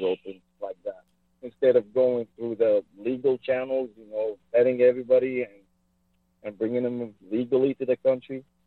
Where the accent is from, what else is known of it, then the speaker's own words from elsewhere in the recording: Iraq; now in Modesto, United States; I'm originally from Iraq